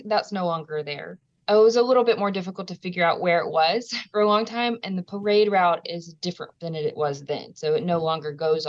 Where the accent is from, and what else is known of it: Louisiana, United States; born or raised there